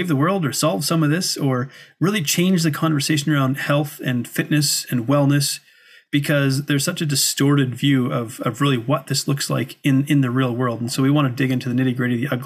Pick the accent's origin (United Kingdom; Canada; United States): Canada; That blows my mind as a Canadian